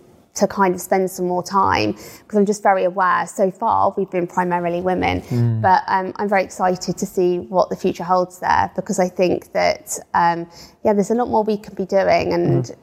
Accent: United Kingdom; we're white British

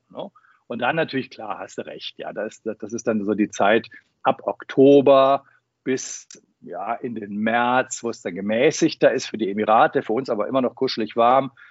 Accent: Münster, North Rhine-Westphalia, Germany; du fühlst dich so zurückversetzt in die Fußgängerzone in meiner Heimatstadt Münster in den 80er, 70er, 80er Jahren.

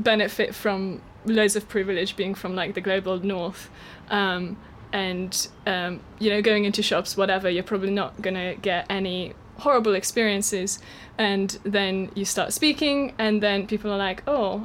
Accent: Eastern Hungary, Hungary; English is a second language; also born or lived in Wrocław, Poland; now in United Kingdom; I'm from the east of Hungary, from a small town. And it's just, I didn't grow up knowing a single queer person

